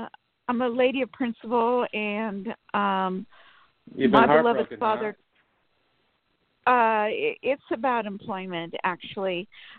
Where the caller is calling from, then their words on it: Sacramento, California, United States; From Sacramento.